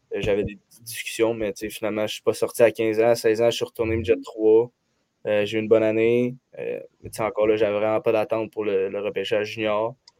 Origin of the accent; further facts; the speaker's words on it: Saint-Eustache, Quebec, Canada; Je viens de Saint-Eustache